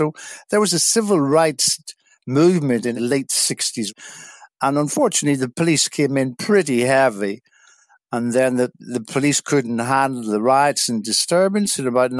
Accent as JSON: {"language": "English", "region": "Northern Ireland", "country": "United Kingdom", "tie": "born or raised there", "moved": "as an adult", "said": "I'm originally from Northern Ireland, a small village in South Derry, and I spent my first 18 years living in a small village, small country town"}